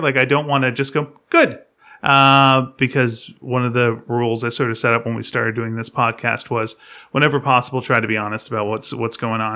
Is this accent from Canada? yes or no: yes; Canada; I'm Canadian